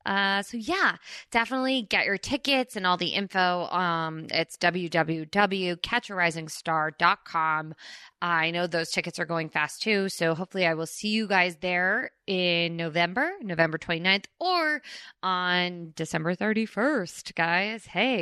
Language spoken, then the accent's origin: English; Princeton Junction, New Jersey, United States; And if you guys don't know this, I grew up in Princeton, Princeton Junction.